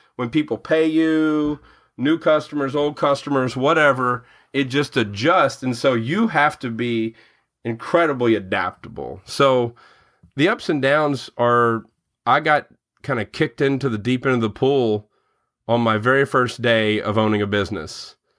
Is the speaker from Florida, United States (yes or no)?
no; Murray, Kentucky, United States; now in Louisville, United States; I grew up in Murray, where Murray State is